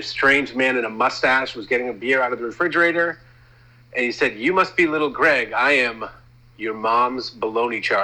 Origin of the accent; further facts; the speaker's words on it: Massachusetts, United States; I'm from Massachusetts